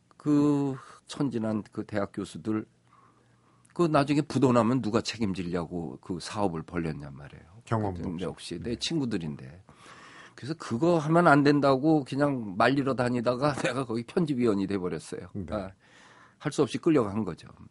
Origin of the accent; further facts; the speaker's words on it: Seoul, South Korea; 내 고향 서울을